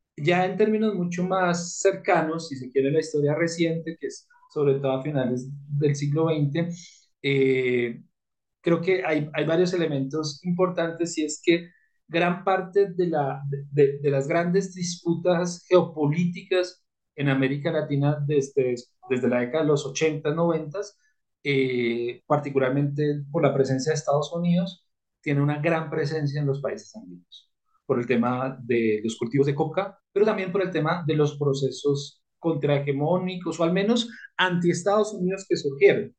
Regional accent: Colombia; como colombiano

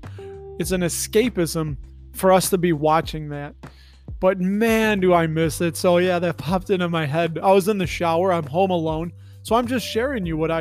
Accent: Berwyn, Illinois, United States; moved away; Berwyn, Illinois is where I grew up

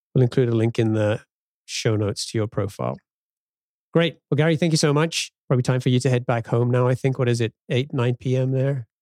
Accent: England, United Kingdom; now in United States; growing up in England and coming to the U S

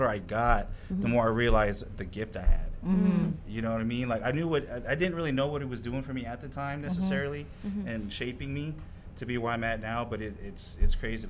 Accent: Salina, Kansas, United States; growing up in Salina

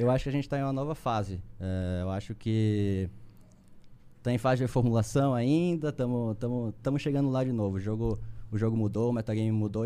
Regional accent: Recife, Pernambuco, Brazil; moved away as an adult; also born or lived in São Paulo; Eu sou, eu sou de Recife, sou recifense

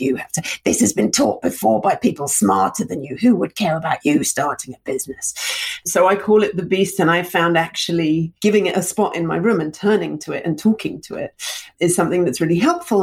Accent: London, United Kingdom; also born or lived in Russia; I moved from Russia to London when I was 2

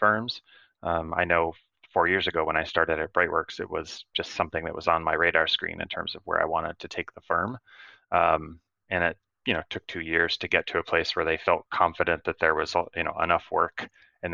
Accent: Michigan, United States; I grew up in Michigan

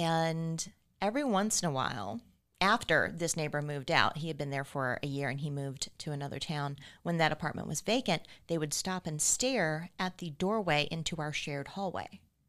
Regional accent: the South, United States; Like, I grew up in the South. Like, I've seen some things.

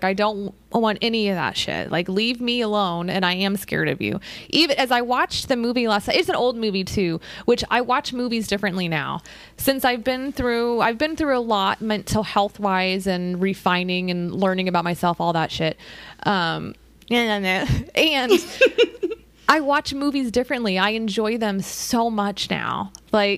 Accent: United States; we're American

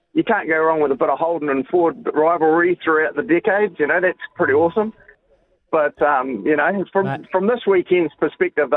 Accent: Mangatainoka, Manawatū-Whanganui, New Zealand; I'm traditionally from the Manga Tanoka, mate, so it runs through the veins

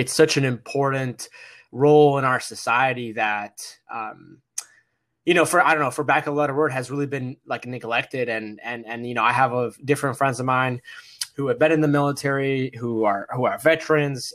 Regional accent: Massachusetts, United States; I'm the son of, uh, my parents who immigrated to America from Egypt, and we moved to Massachusetts, and I was born here in America

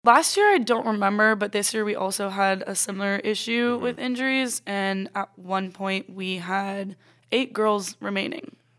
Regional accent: Ponte Vedra Beach, Florida, United States; moved away as an adult; also born or lived in Reading, Pennsylvania; now in Anderson, United States; I was four, literally turning five, we moved to Pontevedra Beach, Florida

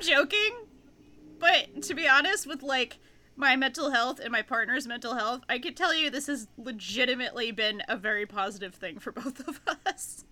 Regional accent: Pawtucket, Rhode Island, United States; my hometown, Pawtucket, Rhode Island

